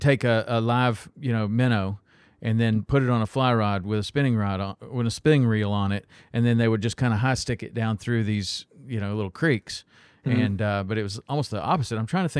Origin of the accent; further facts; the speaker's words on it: Tennessee, United States; I grew up in Tennessee